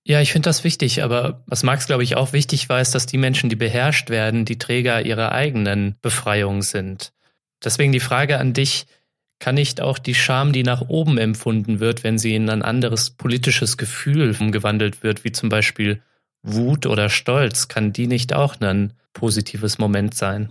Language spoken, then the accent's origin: German; Offenbach, Hesse, Germany; ich komme aus Offenbach, das liegt bei Frankfurt in Hessen